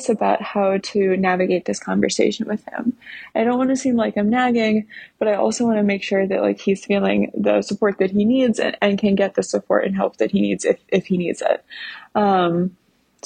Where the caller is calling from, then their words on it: New York City, New York, United States; I'm calling from New York City